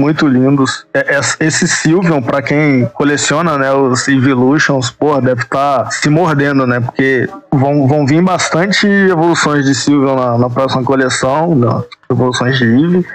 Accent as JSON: {"language": "Portuguese", "region": "Rio de Janeiro", "country": "Brazil", "moved": "as an adult", "lives_now": "Goiânia, Brazil", "said": "Eu sou do Rio de Janeiro, lá da Tijuca. Eu tô morando em Goiânia tem mais ou menos 5, 6 anos"}